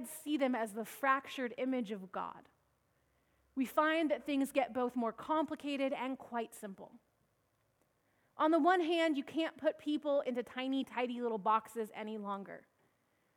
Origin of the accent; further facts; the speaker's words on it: Washington, United States; moved away; up in Washington State, my home state